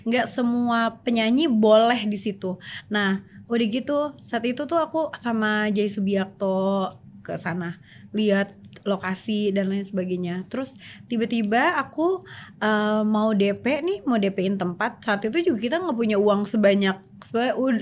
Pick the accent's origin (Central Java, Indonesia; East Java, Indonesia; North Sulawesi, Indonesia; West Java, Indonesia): West Java, Indonesia; Sumedang; aku dari kecil kan nyanyi di panggung gitu di, hmm. di di kampung aku tuh di Sumedang itu udah terkenal lah sebagai penyanyi kecil